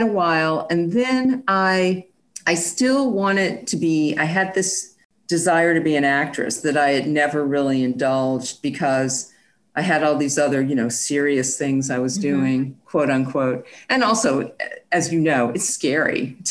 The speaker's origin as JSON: {"language": "English", "town": "Chicago", "region": "Illinois", "country": "United States", "tie": "born or raised there", "also_born_or_lived": "Boston / Washington, D.C.", "moved": "as an adult", "lives_now": "Los Angeles, United States", "said": "Born and raised in Chicago and enjoyed growing up there"}